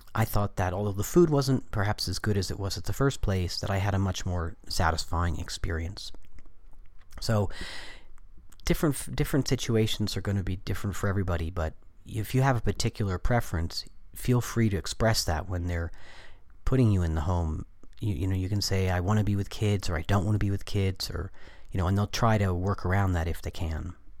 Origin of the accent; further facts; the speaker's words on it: United States; I was coming from the American culture